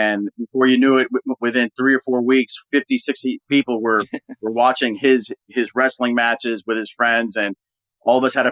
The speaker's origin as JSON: {"language": "English", "town": "New York City", "region": "New York", "country": "United States", "tie": "born or raised there", "said": "we grew up in Sunnyside, blue collar area outside of New York, in Queens"}